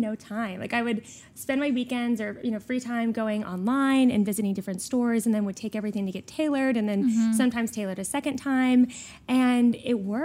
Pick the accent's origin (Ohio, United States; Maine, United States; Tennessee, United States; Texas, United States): Texas, United States; Houston; I am a native Texan, born and raised in Houston, Texas